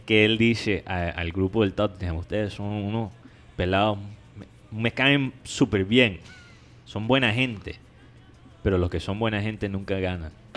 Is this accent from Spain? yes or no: no; United States; now in Colombia; yo siendo gringo